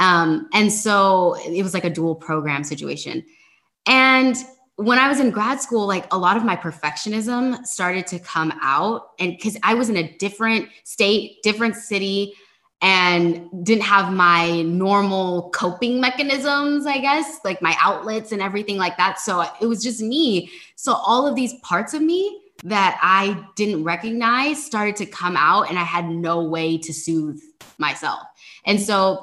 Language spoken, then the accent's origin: English; California, United States; I'm from California